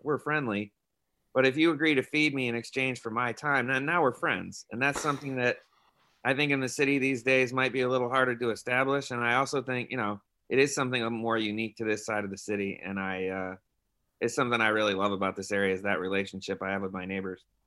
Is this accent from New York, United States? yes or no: yes; New York, United States; moved away as an adult; now in San Francisco, United States; I moved here from New York. So I was like three thousand miles from where I grew up